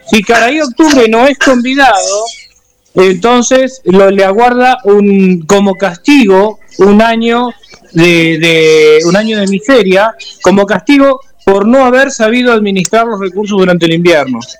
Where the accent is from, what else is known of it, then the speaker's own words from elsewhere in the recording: Chaco, Argentina; born there; Mi vieja era de Santiago del Estero, mi viejo de Misiones, yo nací en el Chaco y mi, hermano sí nació en Mar del Plata, pero es el único.